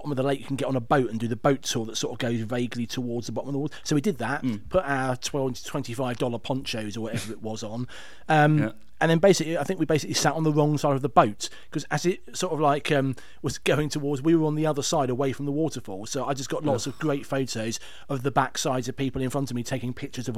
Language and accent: English; United Kingdom; being British